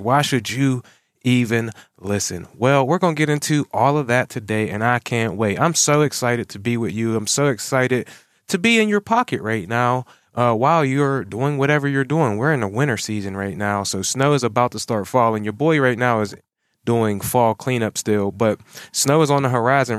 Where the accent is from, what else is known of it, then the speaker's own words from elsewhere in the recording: Pittsburgh, Pennsylvania, United States; also born or lived in Monroeville, Pennsylvania; I'm from Pittsburgh, Pennsylvania.